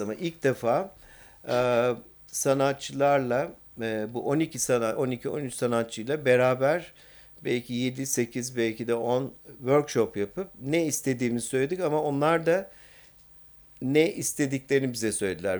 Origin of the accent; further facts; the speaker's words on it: Istanbul, Turkey; bir İstanbullu olarak